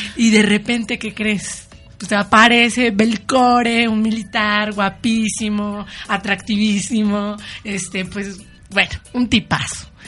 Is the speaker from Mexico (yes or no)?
yes; Morelos, Mexico; Yo soy de Morelos